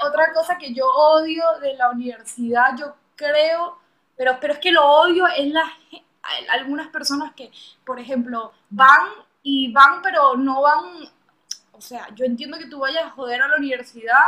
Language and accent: Spanish; Venezuela; moved away; para mí en Venezuela era una aventura